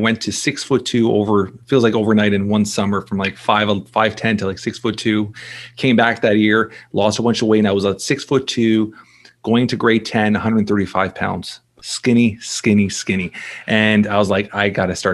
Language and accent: English; Toronto, Ontario, Canada; I'm born and raised in Toronto, Canada. So I'm Canadian here